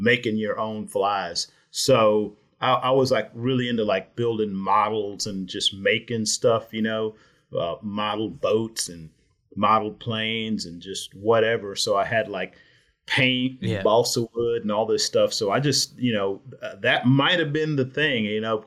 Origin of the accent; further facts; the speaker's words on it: Houston, Texas, United States; I was born in Houston.